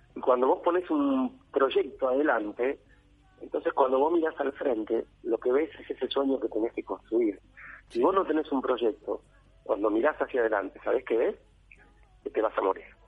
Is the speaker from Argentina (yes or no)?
yes; Argentina; nosotros los argentinos